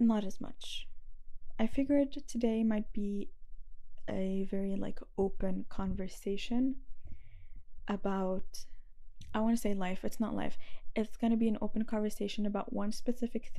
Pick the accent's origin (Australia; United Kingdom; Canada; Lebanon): Lebanon; moved away; I'm from Lebanon